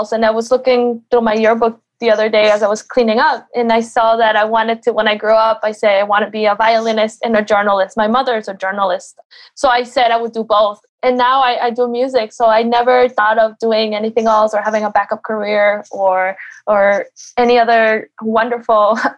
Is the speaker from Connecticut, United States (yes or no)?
yes; Connecticut, United States; really it really feels like my my hometown, my home state.